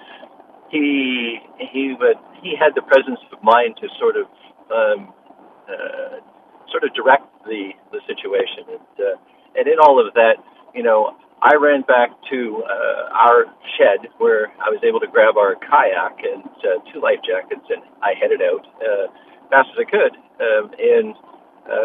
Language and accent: English; Canada; also born or lived in Langley, British Columbia; I'm a Canadian living up in Langley, just on the other side of the line